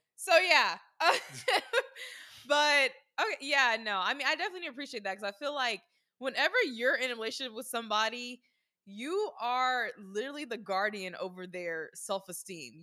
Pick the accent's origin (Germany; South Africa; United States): United States; the South; growing up in the South